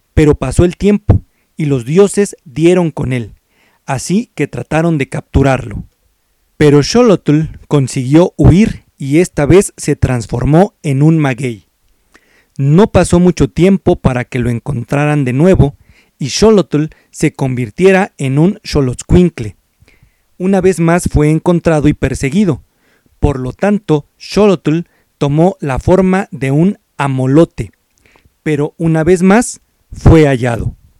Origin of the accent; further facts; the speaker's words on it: Mexico; nuestra identidad como mexicanos